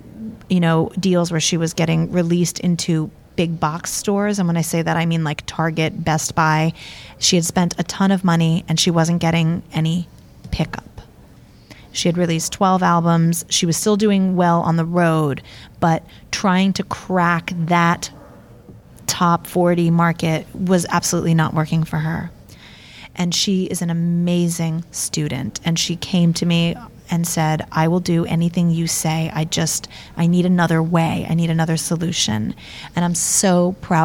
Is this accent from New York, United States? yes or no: yes; New York City, New York, United States; I'm born and raised in New York City, so my roots are definitely in the ska, punk, rock